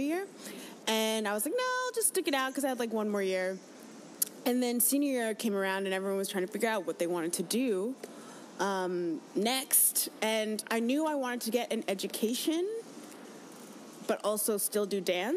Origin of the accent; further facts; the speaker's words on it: Raleigh, North Carolina, United States; moved away as an adult; also born or lived in Winston-Salem, North Carolina; now in New York, United States; Raleigh, North Carolina